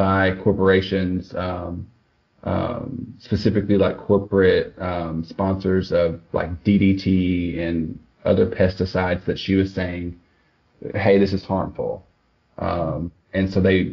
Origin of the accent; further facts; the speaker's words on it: Swifton, Arkansas, United States; moved away as an adult; also born or lived in Newport, Arkansas / Tuckerman, Arkansas / Jonesboro, Arkansas; now in Texas, United States; Jackson County is where I'm from